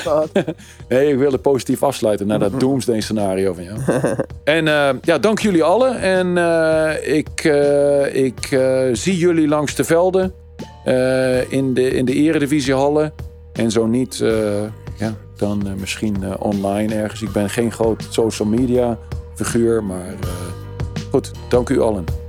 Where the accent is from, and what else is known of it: Netherlands